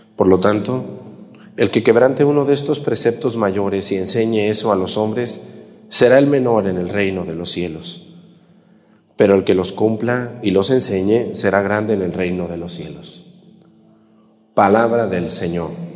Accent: a town near Yahualica, Jalisco, Mexico; originario de un pueblito que se llama Huizquilco, allá en Yagualica, Jalisco, un pueblo muy pegadito a mi pueblo

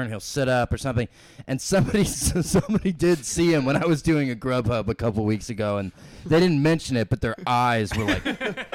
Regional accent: North Georgia, United States; moved away as an adult; also born or lived in Bloomington, Illinois / Idaho; I grew up in Georgia my whole life, so like North Georgia

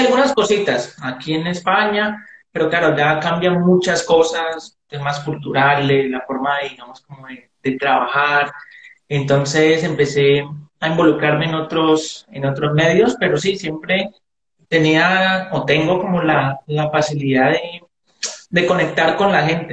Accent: Palmira, Valle del Cauca, Colombia; el barrio, de donde me crié, en Chapinero, en, Palmira

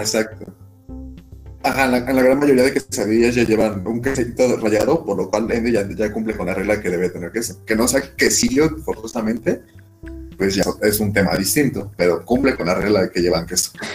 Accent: Ecatepec, State of Mexico, Mexico; yo soy de Catepec

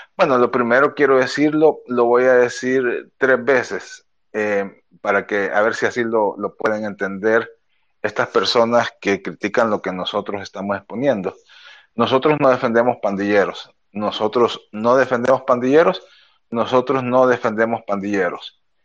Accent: El Salvador; nuestro país

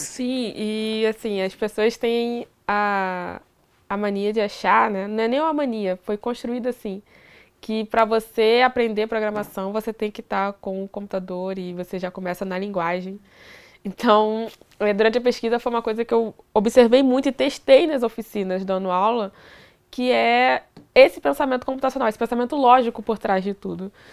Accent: Duque de Caxias, Rio de Janeiro, Brazil; eu sou de Duque de Caxias, Rio de Janeiro

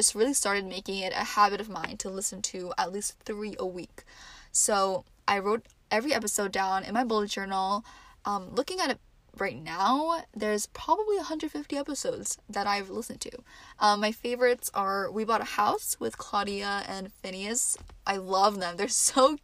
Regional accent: New Jersey, United States; also born or lived in New York City; I am from New Jersey and I go to college in the city, New York City, and I am home for the semester

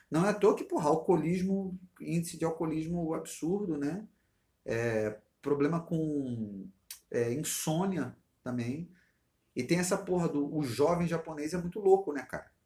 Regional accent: Brazil; é tipo eu como brasileiro.

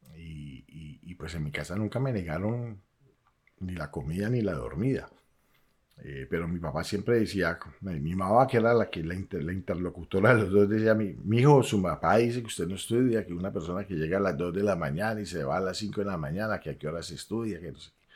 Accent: Cali, Valle del Cauca, Colombia; yo soy caleño

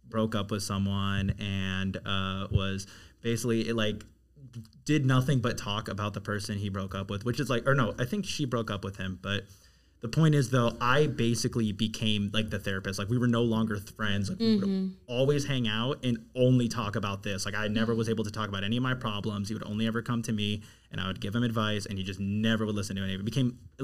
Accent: Maryland, United States; moved away as an adult; now in Washington, D.C., United States; I grew up in Maryland

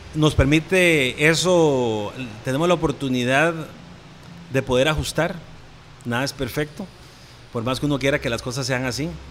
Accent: Santa Rosa de Oreamuno, Cartago, Costa Rica; Mi familia es de Cartago, nosotros somos de allá, de Santa Rosa de Oremuno, y somos productores también.

